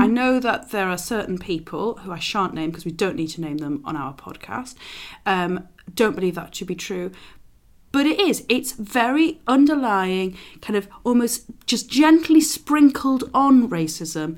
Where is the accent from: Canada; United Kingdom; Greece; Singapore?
United Kingdom; London; As a Londoner